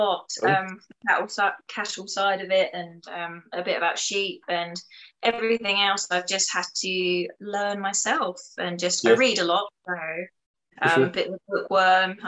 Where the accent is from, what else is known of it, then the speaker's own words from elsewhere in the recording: Chelmsford, East of England, United Kingdom; I grew up in Essex in Chelmsford, so it's an absolute concrete jungle